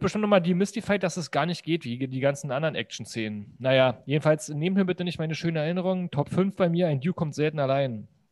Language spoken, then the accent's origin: German; Berlin, Germany; bei uns in Berlin